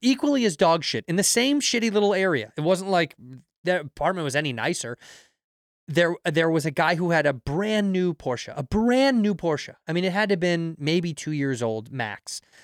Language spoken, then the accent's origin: English; Chicago, Illinois, United States; moved away; I'm from Chicago